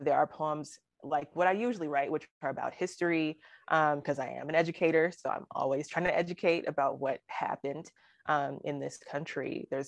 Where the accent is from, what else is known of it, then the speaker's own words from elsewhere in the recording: Alabama, United States; people who don't know that I'm from Alabama, because I don't really have an accent, they'll, you know, when I say, oh, I'm from Alabama